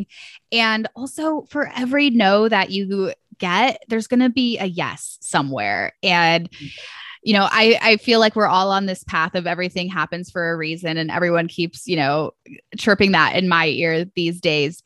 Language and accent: English; Ohio, United States; also born or lived in Atlanta; Ohio is my, you know, my home state and where I currently live.